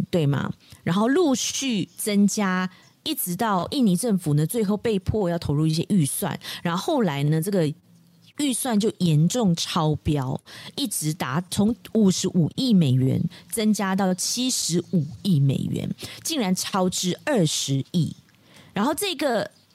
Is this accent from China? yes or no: no; Malaysia; 我们马来西亚华人